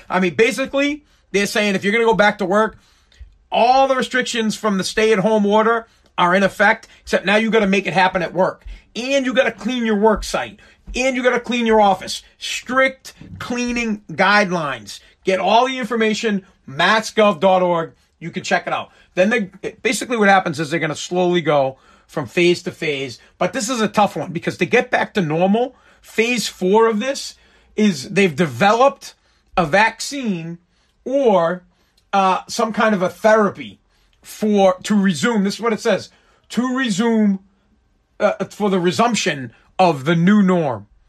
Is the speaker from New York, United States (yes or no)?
no; Massachusetts, United States; I'm from Mass, I talk about Boston stuff and Patriots